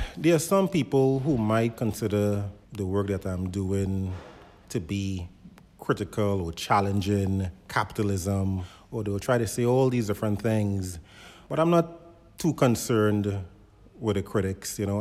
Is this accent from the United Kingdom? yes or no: no; Trinidad & Tobago; now in United States; as a child growing up in Trinidad